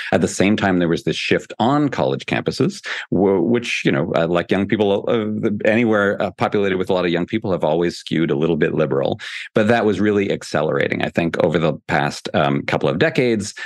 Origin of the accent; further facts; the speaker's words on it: Canada; now in United States; I'm from Canada originally